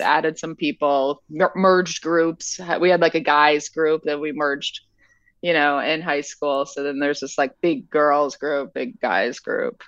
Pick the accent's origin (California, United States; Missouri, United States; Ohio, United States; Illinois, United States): Illinois, United States; central; also born or lived in Normal, Illinois / Oak Park, Illinois / Chicago; I was born in Normal, Illinois